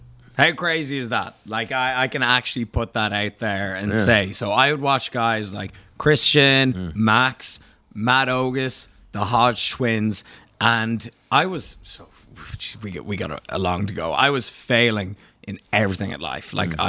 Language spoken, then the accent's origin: English; Ireland